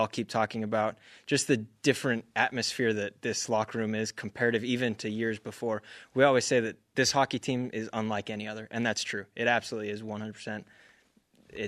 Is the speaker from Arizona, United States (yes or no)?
yes; Arizona, United States; I'm from Arizona.